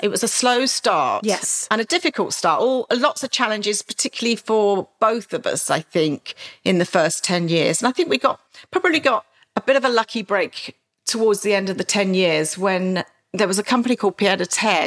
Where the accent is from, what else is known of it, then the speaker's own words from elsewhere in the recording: Maidstone, South East England, United Kingdom; a very sort of back street area of Maidstone, my hometown